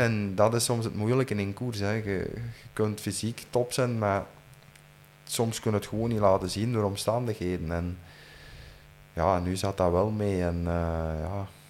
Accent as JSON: {"language": "Dutch", "region": "Flanders", "country": "Belgium", "said": "als Vlaming en als Belg"}